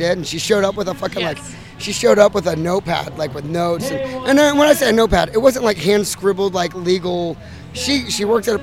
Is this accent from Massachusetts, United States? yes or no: no; Austin, Texas, United States; We're from Austin, Texas